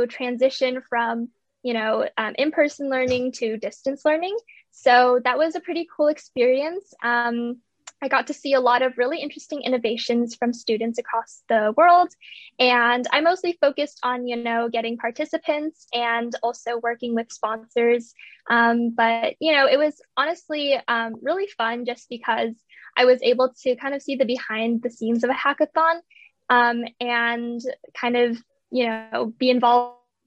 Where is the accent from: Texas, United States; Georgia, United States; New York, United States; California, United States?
California, United States; Bay Area; I'm from the Bay Area, from California, and I'm currently a junior in high school.